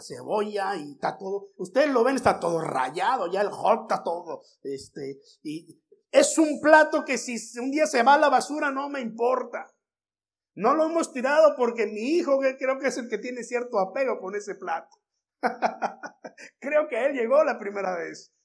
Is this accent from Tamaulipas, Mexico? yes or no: no; Veracruz, Mexico; now in United States; en mi tierra, Veracruz